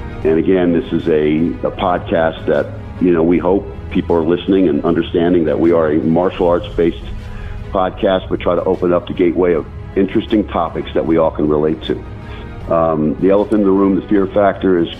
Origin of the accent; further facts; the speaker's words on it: small town next to the Blue Mountain, Pennsylvania, United States; When I was a kid, 11 or 12 years old. We used to live in a small town next to a major mountain, the Blue Mountain, which is a lot of people know as the Appalachian Trail goes through it.